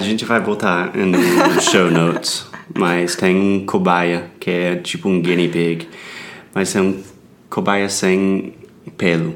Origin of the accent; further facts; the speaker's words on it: United States; Portuguese is a second language; I'm an American learning Brazilian Portuguese.